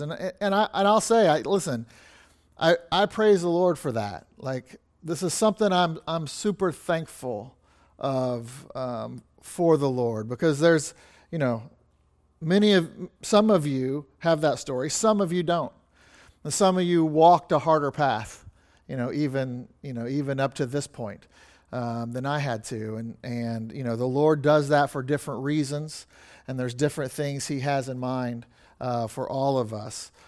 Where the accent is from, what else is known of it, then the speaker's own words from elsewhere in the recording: Kansas City, Missouri, United States; I grew up in a church in Kansas City, like, literally, I, say I grew up in the Kansas City Baptist Temple